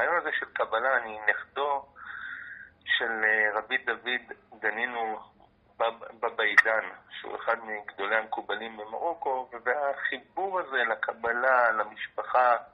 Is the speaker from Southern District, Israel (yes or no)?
no; Jaffa, Tel Aviv District, Israel; נולדתי אכן ביפו … בתו של הרב אברהם מצד אבי, אבי שלי משנות ה-50, אני נולדתי ביפן, אני דובר את השפה המרוקאית